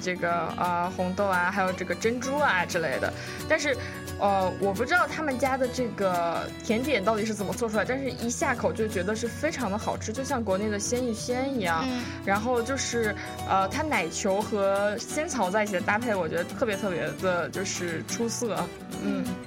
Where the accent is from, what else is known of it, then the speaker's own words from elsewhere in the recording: Beijing, China; now in Seattle, United States; 我从小到大我是在北京长大